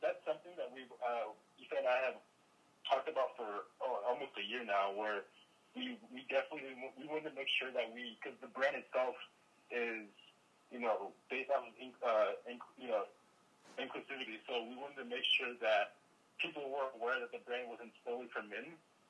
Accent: Nigeria; also born or lived in Sacramento, United States; I grew up in Nigeria. I was born in Nigeria, grew up partly in Nigeria, partly in Sacramento.

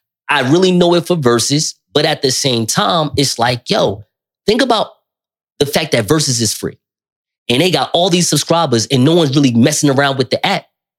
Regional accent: Newark, New Jersey, United States; here in Newark, New Jersey.

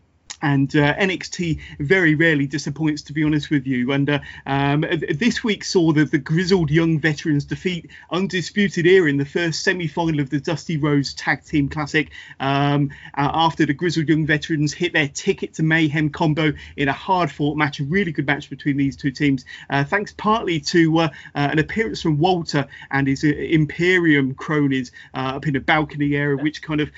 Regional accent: United Kingdom; I'm a fellow Brit

